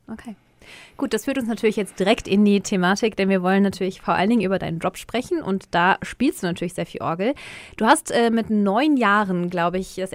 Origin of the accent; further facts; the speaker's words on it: North Rhine-Westphalia, Germany; Ich komme ja auch aus der Ecke von Düsseldorf